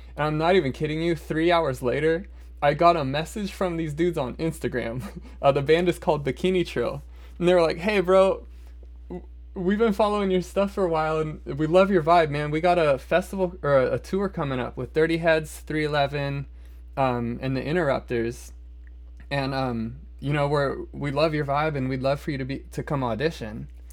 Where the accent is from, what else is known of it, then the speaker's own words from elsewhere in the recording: Omaha, Nebraska, United States; I'm from Omaha